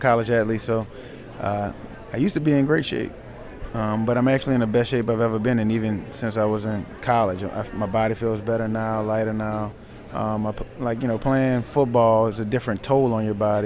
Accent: New Orleans, Louisiana, United States; Right here in New Orleans, Louisiana, out of the 7 Ward, right here

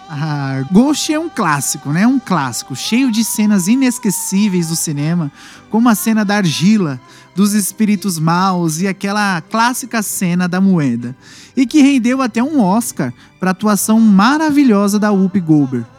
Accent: Barueri, São Paulo, Brazil; eu sou de Barueri

